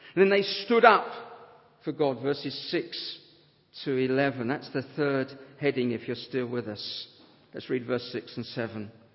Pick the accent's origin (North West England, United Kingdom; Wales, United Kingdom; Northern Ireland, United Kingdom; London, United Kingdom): London, United Kingdom; Harrow; a self centered consumer from Harrow